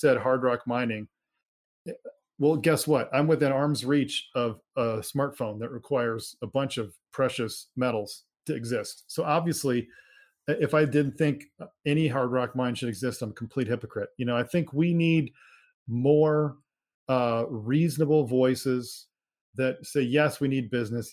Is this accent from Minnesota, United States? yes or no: yes; Minnesota, United States; I grew up in Minnesota